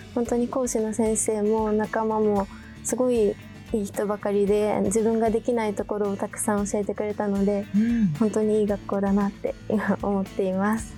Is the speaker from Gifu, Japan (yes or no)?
yes; Gifu, Japan; 岐阜県出身